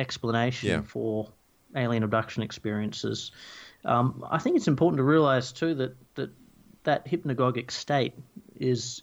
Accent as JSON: {"language": "English", "region": "Tasmania", "country": "Australia", "tie": "born or raised there", "said": "I grew up in Tasmania in the forest there"}